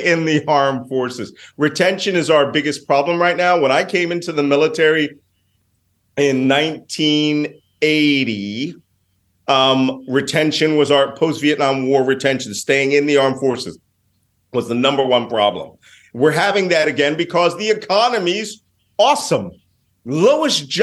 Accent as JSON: {"language": "English", "town": "Philadelphia", "region": "Pennsylvania", "country": "United States", "said": "I'm from Philadelphia"}